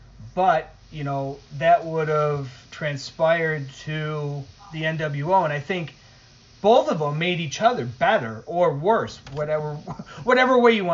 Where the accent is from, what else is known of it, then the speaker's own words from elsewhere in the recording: Northeast, United States; with me anyways, growing up in the Northeast, I was always watching WWF